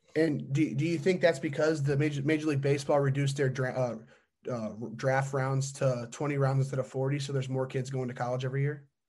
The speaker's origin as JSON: {"language": "English", "area": "LaGrange County", "region": "Indiana", "country": "United States", "said": "I'm from Lagrange County"}